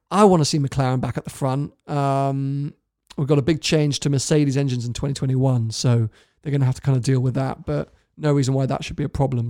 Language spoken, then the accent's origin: English; United Kingdom; being a Brit